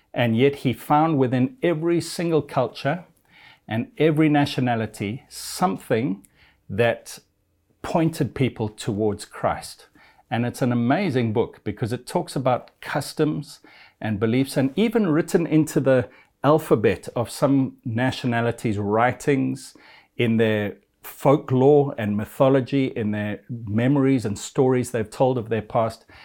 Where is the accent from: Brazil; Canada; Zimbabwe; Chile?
Zimbabwe; I'm of European descent, but I was born in a little African country called Zimbabwe